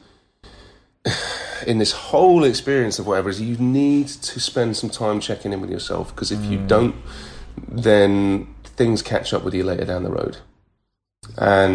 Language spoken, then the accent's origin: English; United Kingdom; being British and culturally being British